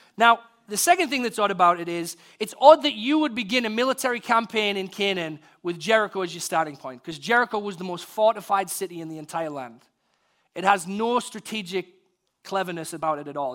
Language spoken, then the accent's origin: English; United Kingdom; being British, I'm from the country of Shakespeare